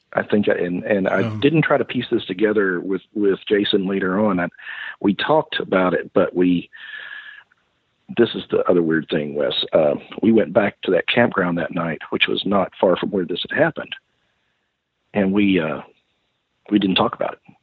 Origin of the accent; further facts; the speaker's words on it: Kentucky, United States; moved away; also born or lived in Tennessee / East Texas; growing up in the South